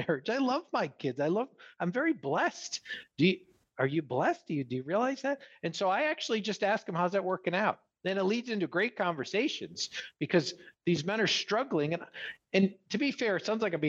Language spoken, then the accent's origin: English; New York, United States; moved away; I'm from New York originally